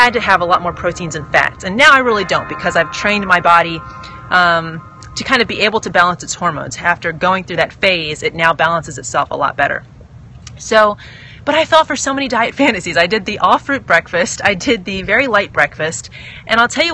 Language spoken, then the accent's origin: English; United States; I'm all American